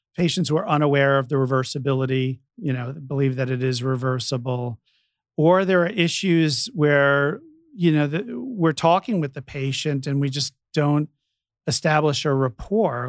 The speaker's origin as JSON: {"language": "English", "region": "New York", "country": "United States", "tie": "born or raised there", "moved": "yes", "lives_now": "San Francisco, United States", "said": "when I was growing up in New York"}